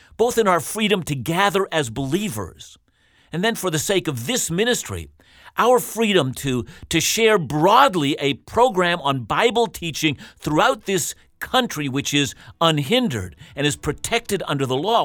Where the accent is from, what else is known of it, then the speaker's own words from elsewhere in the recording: Canada; We're called as Canadian Christians